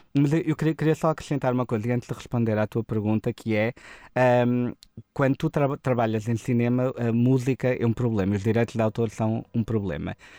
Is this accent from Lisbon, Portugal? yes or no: no; Portimão, Algarve, Portugal; nós somos de Portimão